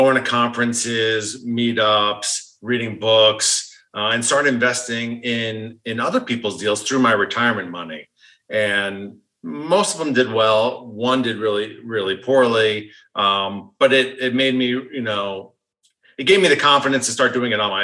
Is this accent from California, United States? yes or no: no; New York, United States; I was born in New York. I'm a Northeastern